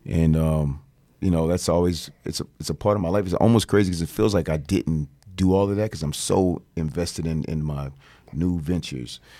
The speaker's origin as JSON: {"language": "English", "region": "Virginia", "country": "United States", "said": "I'm from Virginia, small town of V A."}